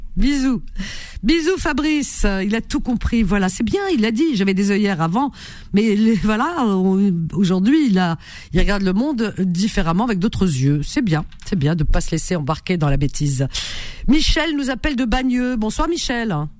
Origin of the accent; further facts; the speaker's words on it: Algeria; moved away; je suis native et d'origine algérienne